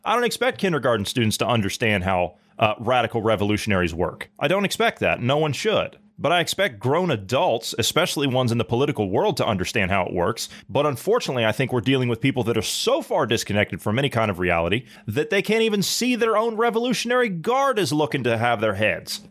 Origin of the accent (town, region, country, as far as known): United States